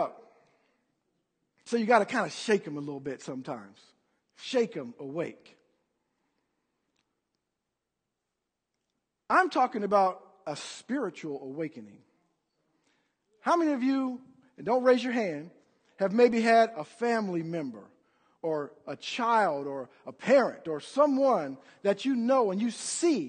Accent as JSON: {"language": "English", "country": "United States", "said": "I'm an American"}